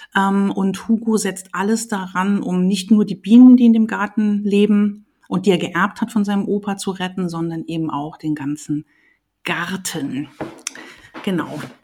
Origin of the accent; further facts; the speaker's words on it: Saarland, Germany; moved away as an adult; also born or lived in Leipzig / Trier; Also ich äh, bin aus dem Saarland, habe in Leipzig studiert, ähm, lebe aber hier wieder so seit 2004